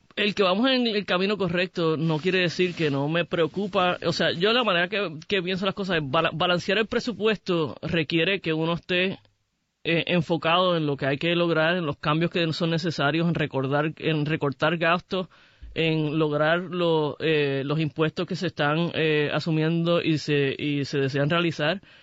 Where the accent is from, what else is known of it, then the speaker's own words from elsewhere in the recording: Puerto Rico; Yo soy este, puertorriqueña, soy gay, soy muy orgullosa de mi identidad.